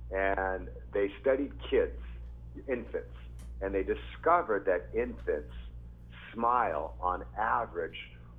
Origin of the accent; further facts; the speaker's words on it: Japan; born there; Like I said earlier, I was born in Japan. My dad was in the military. He was a Marine.